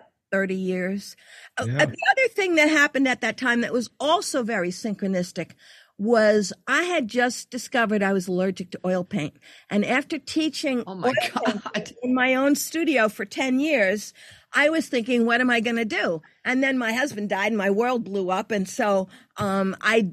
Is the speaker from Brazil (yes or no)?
no; New York City, New York, United States; moved away as an adult; also born or lived in Louisiana / Virginia Beach; I'm from New York